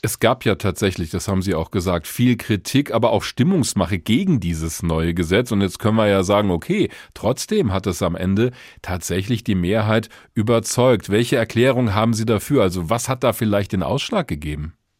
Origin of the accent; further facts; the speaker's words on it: Germany; Bei uns in Deutschland